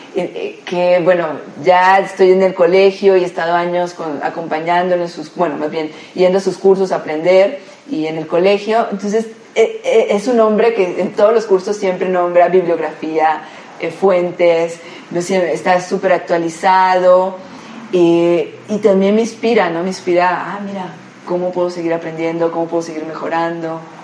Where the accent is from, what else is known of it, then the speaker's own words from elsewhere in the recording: Colombia; moved away as an adult; now in Mexico; Como buena colombiana